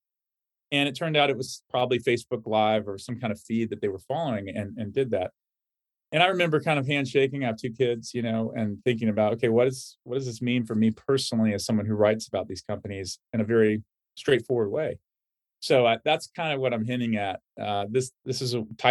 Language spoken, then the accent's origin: English; Atlanta, Georgia, United States; my hometown of Atlanta, Georgia